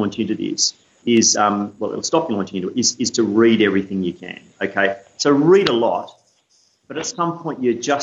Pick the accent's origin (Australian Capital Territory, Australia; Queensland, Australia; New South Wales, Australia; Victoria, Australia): Australian Capital Territory, Australia; Canberra; moved away; I grew up in Canberra, in the suburbs